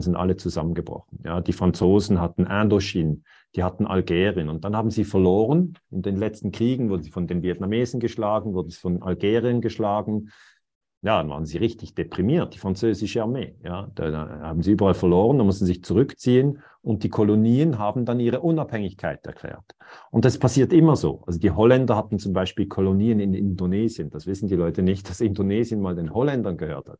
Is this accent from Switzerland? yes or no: yes; Switzerland; ich bin Schweizer